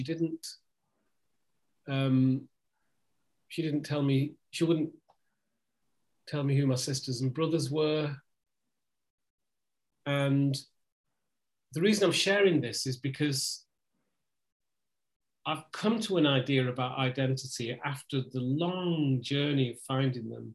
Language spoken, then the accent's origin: English; the north of England, United Kingdom; I'm from the north of England